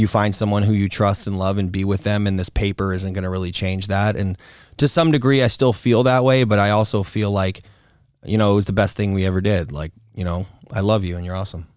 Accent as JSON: {"language": "English", "region": "Florida", "country": "United States", "tie": "born or raised there", "also_born_or_lived": "Hollywood, Florida / North Miami Beach, Florida / Fort Lauderdale, Florida / New York", "said": "I was born in Hollywood, Florida, and I grew up mostly in North Miami Beach, Florida, and then till I was about seven, and then we lived to, moved to, um, Fort Lauderdale-esque Florida, and then more of a north of that Florida"}